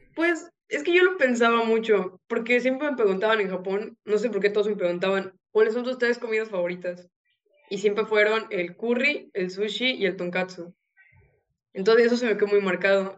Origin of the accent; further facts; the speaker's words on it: Yucatán, Mexico; yo soy de México, del estado de Yucatán.